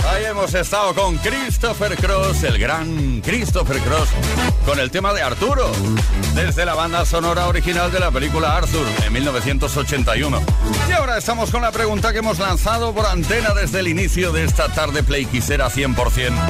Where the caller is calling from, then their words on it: Cartagena, Region of Murcia, Spain; de Cartagena.